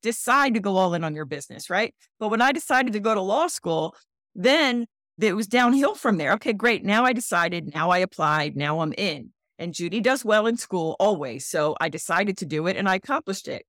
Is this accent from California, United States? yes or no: no; Philadelphia, Pennsylvania, United States; moved away as an adult; now in Charleston, United States; I'm a Philly girl. I'm a transplant.